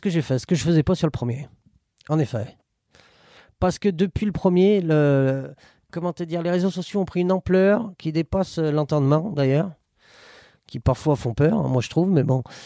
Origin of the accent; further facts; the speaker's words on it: Saint-Étienne, Auvergne-Rhône-Alpes, France; je suis né à la Métard, à la clinique du rond-point